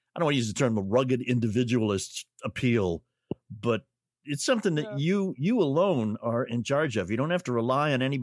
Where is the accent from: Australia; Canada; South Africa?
Canada; near Montreal, Quebec; I grew up in an area quite close to Montreal